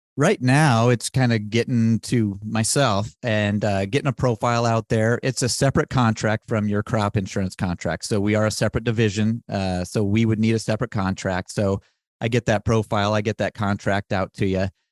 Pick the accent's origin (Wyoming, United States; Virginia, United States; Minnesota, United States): Wyoming, United States; I am from Wyoming